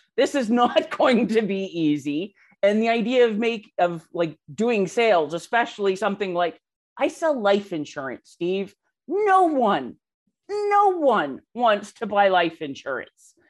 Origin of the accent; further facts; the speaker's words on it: Canada; I am Canadian